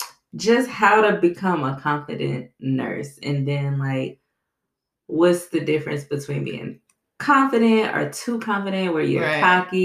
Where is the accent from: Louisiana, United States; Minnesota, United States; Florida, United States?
Louisiana, United States; New Orleans; I grew up in New Orleans